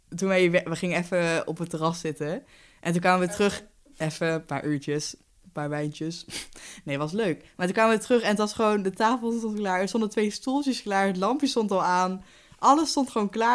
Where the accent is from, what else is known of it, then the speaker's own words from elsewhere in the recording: Haarsteeg, North Brabant, Netherlands; moved away as an adult; now in Nijmegen, Netherlands; ik woon op kamers in Nijmegen, maar ik kom uit Haarsteeg, ligt vlakbij Den bos